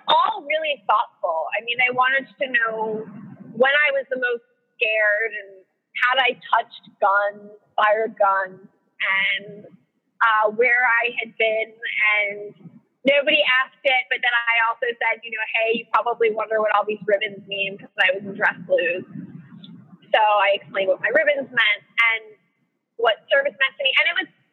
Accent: New York City, New York, United States; I grew up in Manhattan

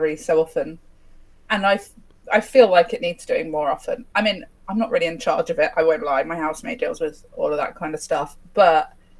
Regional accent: United Kingdom; We're British

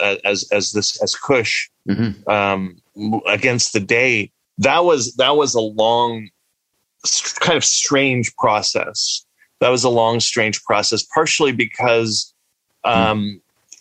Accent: the Maritimes, Canada; also born or lived in Egypt; we moved from Egypt when I was quite young to the Maritimes

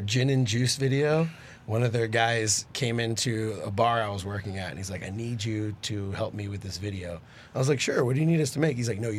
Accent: Houston, Texas, United States; now in Dallas, United States; I'm from Houston, but I live in Dallas.

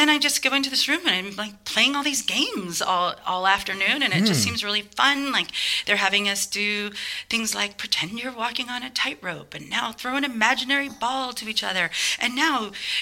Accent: Portland, Oregon, United States; moved away as an adult; also born or lived in Boston; now in San Francisco, United States; I grew up in Portland, Oregon

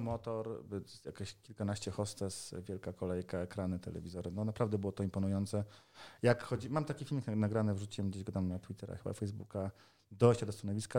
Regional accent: Poland; Jesteśmy deweloperami z Polski, Europy Środkowej

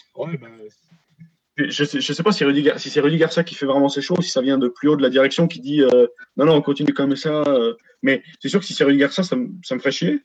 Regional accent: border between Rhône and Loire, Auvergne-Rhône-Alpes, France; je suis à la frontière entre le Rhône et la Loire

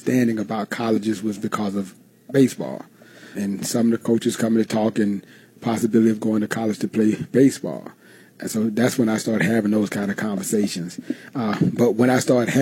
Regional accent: Alabama, United States; I'm originally from Alabama

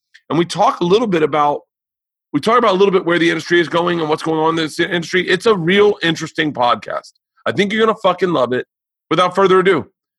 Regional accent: Florida, United States; I'm from Florida.

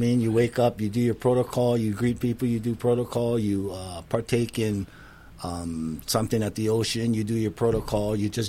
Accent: Hawaii, United States; I'm Hawaiian, but I'm not as close to the protocol.

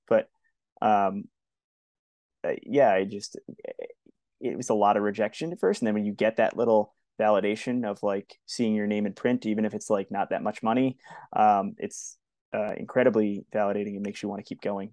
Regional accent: Long Island, New York, United States; where I grew up on Long Island

